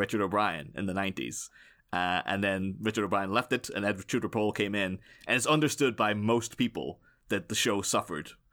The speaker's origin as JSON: {"language": "English", "region": "Northern Ireland", "country": "United Kingdom", "said": "I'm, um, I'm Irish. I don't always say Irish, but some people say specifically Northern Irish"}